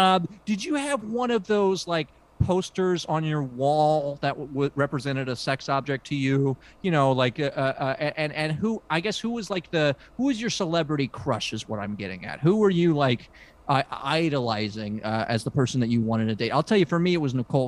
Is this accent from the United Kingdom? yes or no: yes; United Kingdom; I mean, look, I come from British culture, so we don't even talk about kissing. That's pornographic in British culture.